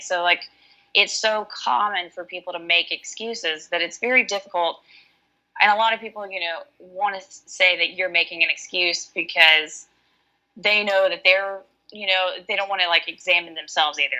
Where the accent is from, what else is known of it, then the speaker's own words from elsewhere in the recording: Alabama, United States; now in Washington, United States; I am from Alabama, but I live in Washington.